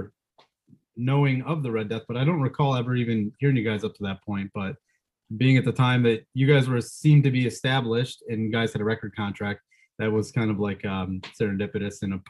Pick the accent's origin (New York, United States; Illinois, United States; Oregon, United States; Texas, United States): New York, United States; Auburn; moved away as an adult; also born or lived in Denver, Colorado / Philadelphia; my hometown